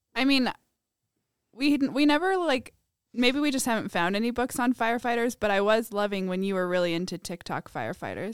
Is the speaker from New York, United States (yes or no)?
no; Provo, Utah, United States; I'm from Provo